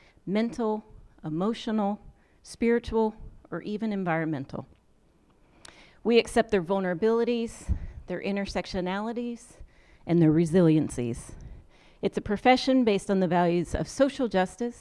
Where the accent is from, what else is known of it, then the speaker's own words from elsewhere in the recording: Owensboro, Kentucky, United States; moved away as an adult; I was raised here in Owensboro, Kentucky, and I returned a few years ago after being away for 2 decades.